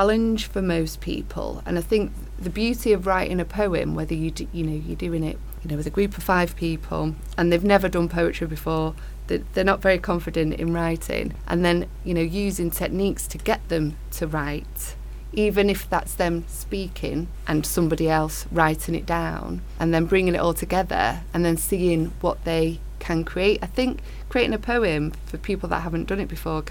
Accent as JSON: {"language": "English", "town": "Manchester", "region": "North West England", "country": "United Kingdom", "tie": "born or raised there", "said": "I was born at Withington Hospital"}